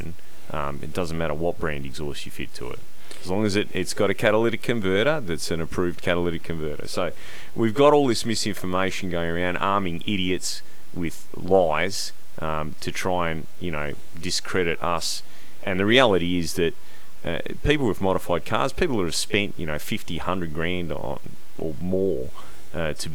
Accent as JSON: {"language": "English", "region": "Western Australia", "country": "Australia", "said": "I might be Italian descent, but I'm Australian"}